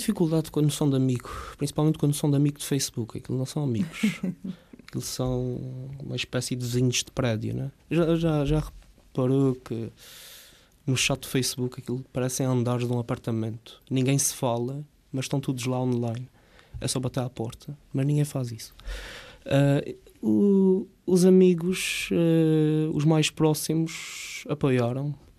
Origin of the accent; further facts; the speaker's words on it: Rabo de Peixe, Azores, Portugal; Eu cresci numa quinta, eh, em Rapto de Peixe, com o meu pai